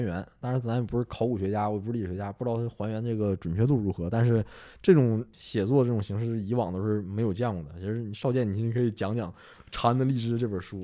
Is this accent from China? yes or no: yes; northern China, China; 我作为一个北方人，可能还不太能分得出来